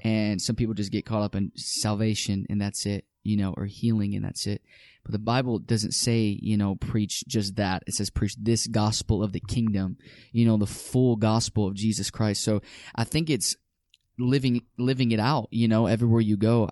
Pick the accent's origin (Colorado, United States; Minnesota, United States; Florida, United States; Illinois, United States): Illinois, United States; Chicago; South side of Chicago